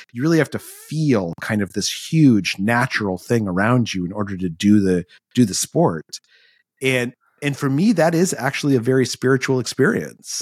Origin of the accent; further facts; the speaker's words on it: Albuquerque, New Mexico, United States; moved away as an adult; I grew up in Albuquerque, New Mexico